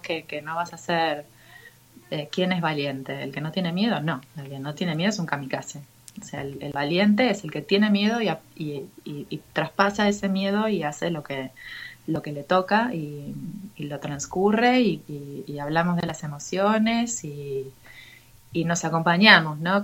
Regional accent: Buenos Aires, Argentina; como buena argentina porteña psicoanalizada

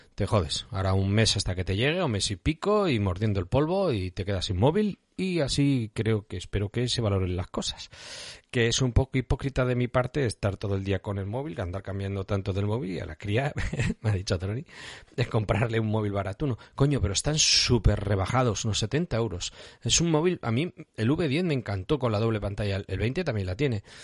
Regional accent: Bilbao area, Basque Country, Spain; no vivo en el mismo centro de Bilbao

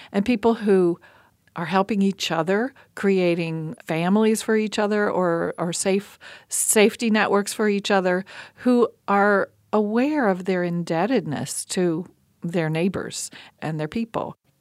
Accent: Appalachia, United States; as an Appalachian woman

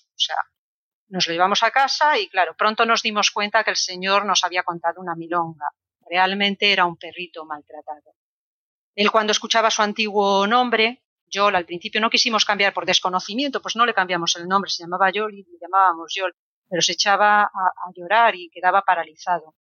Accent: Cartagena, Region of Murcia, Spain; also born or lived in Vilagarcía de Arousa; porque yo estudié el instituto en Villa García, aunque soy de Cartagena, como mi padre era militar, viajamos por muchas ciudades, ¿no?

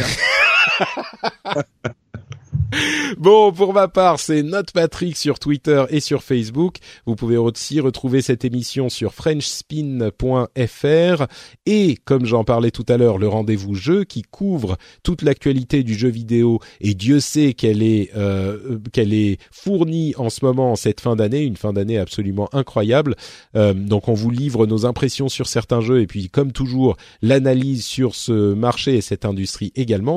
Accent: Paris, Île-de-France, France; je suis parisien

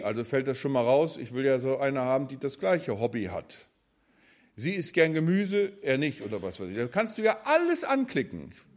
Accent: Germany; wir als Deutsche

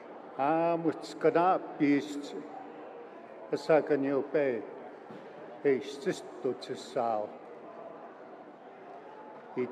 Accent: Kainai, Alberta, Canada; I come from Kainau, sometimes known as the Blood Tribe

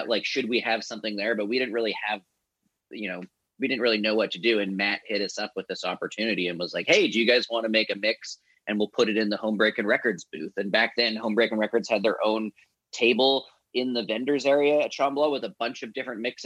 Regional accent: Vancouver Island, British Columbia, Canada; my brother, like growing up on Vancouver Island

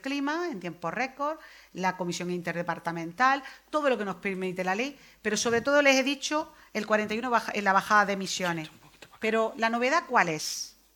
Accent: Almería, Andalusia, Spain; Yo me estoy acordando de mi tierra

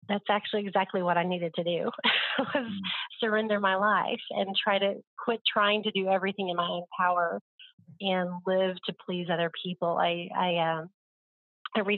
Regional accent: Oklahoma, United States; growing up in Oklahoma, it's the Bible Belt. And so I feel like I grew up around everybody saying they were a Christian.

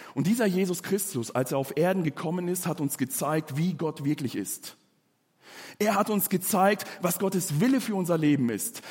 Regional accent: Germany; bei uns in Deutschland

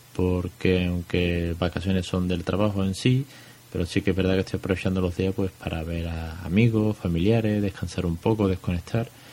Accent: Spain

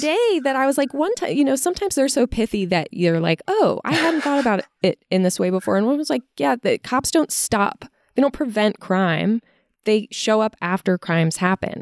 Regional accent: Virginia, United States; I'm from Virginia

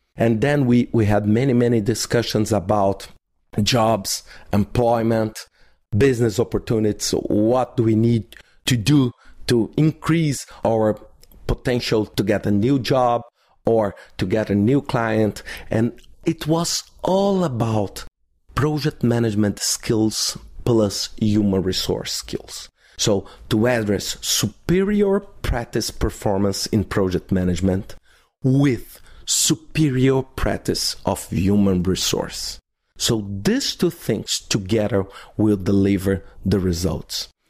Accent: Belo Horizonte, Minas Gerais, Brazil; in Belo Horizonte, in my hometown

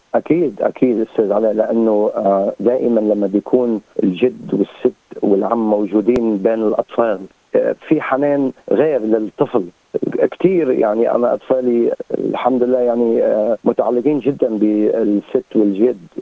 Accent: Lebanon; moved away as an adult; also born or lived in Sydney, Australia; now in Perth, Australia; انا جاي من لبنان على ليتل لبنان

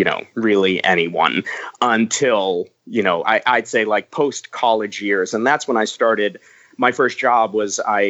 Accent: New York, United States; I grew up on Staten Island in New York

